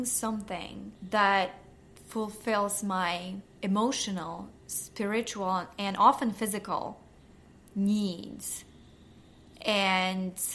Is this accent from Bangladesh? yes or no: no; Poland; moved away; I grew up in Poland, and in my home, Sunday was the self-care Sunday.